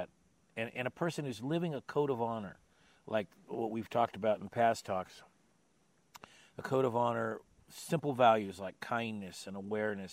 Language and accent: English; Sunnyvale, California, United States; born or raised there